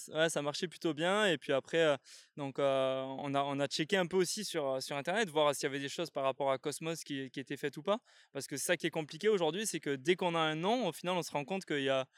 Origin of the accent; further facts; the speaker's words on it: south of France, France; je viens du sud de la France.